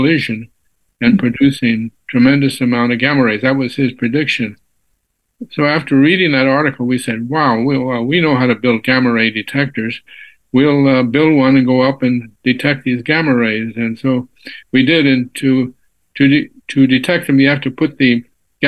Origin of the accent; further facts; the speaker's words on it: San Antonio, Texas, United States; moved away as an adult; also born or lived in Cambridge, Massachusetts; I was born and raised in San Antonio, Texas